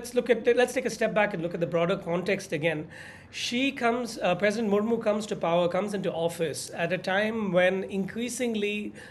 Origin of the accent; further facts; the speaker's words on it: Tamil Nadu, India; my home state of Tamil Nadu